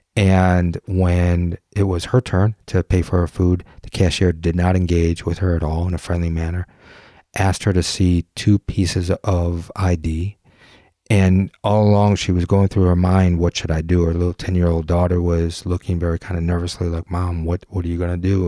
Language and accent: English; Detroit, Michigan, United States; I grew up in the Detroit area